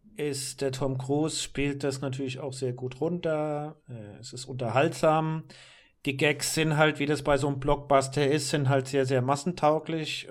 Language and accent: German; Germany; als Europäer hier oder gerade als Deutscher